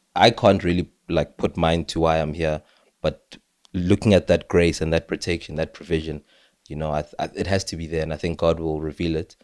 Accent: South Africa; as a South African

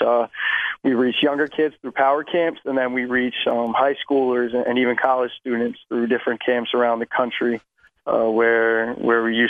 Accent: Pennsylvania, United States; I come from Saratton, Pennsylvania. So I am right outside of Philadelphia, about 45 minutes.

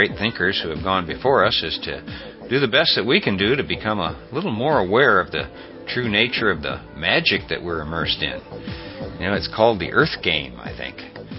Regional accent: Topeka, Kansas, United States; Growing up in Topeka, Kansas, my Little League football coach was Picard's attorney.

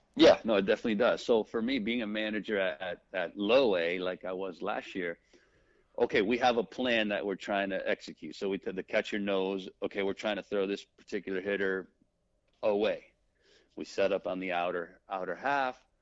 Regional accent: United States; being uh born here, being American, speaking English, speaking Spanish fluently

